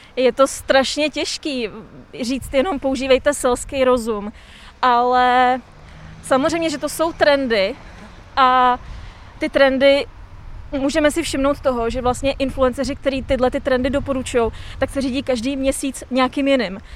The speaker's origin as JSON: {"language": "Czech", "town": "Plzeň", "region": "Plzeň Region", "country": "Czechia", "said": "já jsem z Plzně"}